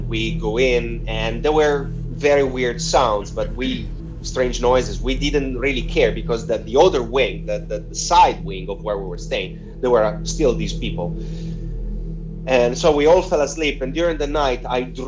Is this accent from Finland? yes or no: no; Rimini, Emilia-Romagna, Italy; moved away; my hometown where I grew up in Rimini, on the Adriatic Sea, the east coast of Italy.